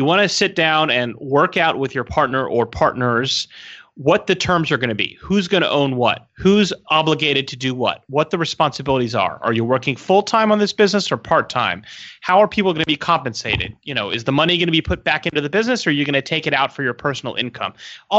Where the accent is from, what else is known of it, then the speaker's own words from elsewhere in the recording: San Diego, California, United States; And, you know, I'm from San Diego, so yummy.